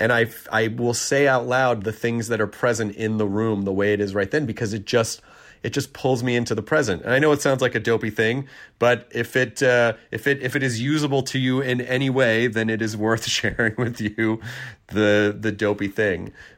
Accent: Tennessee, United States; also born or lived in Kentucky; Tennessee, my actual home state of Tennessee. Well, actually, Kentucky's my home state. Tennessee is where I largely grew up.

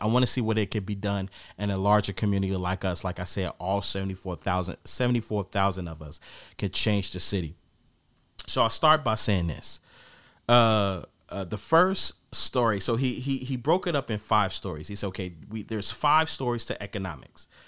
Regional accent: Gary, Indiana, United States; I'm from Gary.

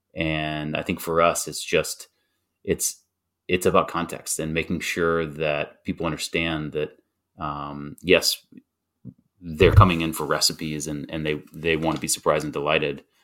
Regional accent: North Carolina, United States; growing up in North Carolina

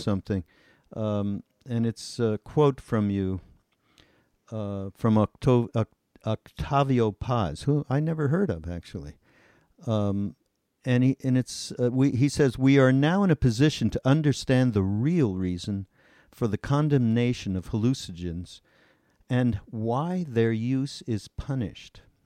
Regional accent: Montreal, Quebec, Canada; I came from Montreal

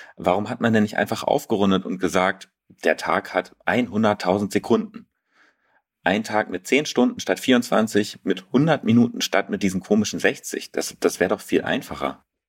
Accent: Berlin, Germany; mich als Berliner

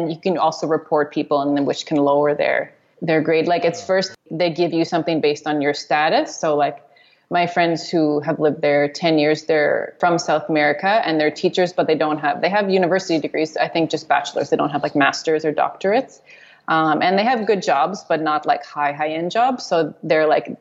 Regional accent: Montreal, Quebec, Canada; moved away as an adult; growing up in Montreal

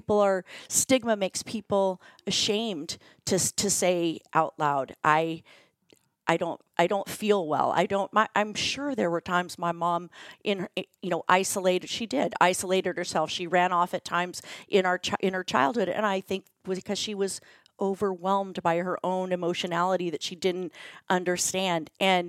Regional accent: Chicago, Illinois, United States; so I have three sisters, I'm from Chicago, and having those conversations and sharing those stories, it's been the most healing part of writing a book.

